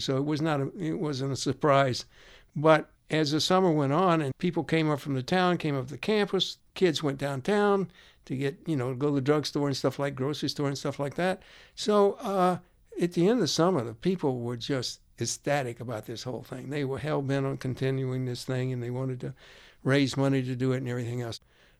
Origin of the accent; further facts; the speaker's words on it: Athens, Georgia, United States; I grew up in Athens, Georgia.